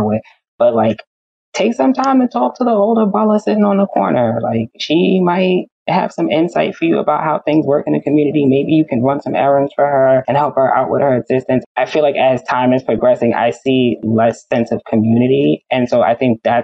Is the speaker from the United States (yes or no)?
yes; New York City, New York, United States; I am a Bronx head. I am born and raised. I love my hometown.